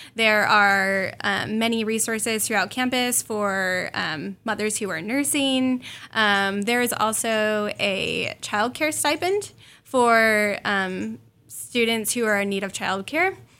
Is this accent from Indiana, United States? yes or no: yes; northern Indiana, United States; I'm originally from Indiana, northern Indiana